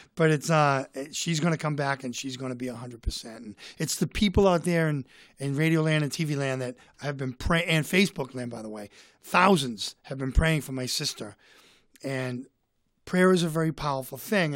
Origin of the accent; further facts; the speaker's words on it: Boston, Massachusetts, United States; I'm from Boston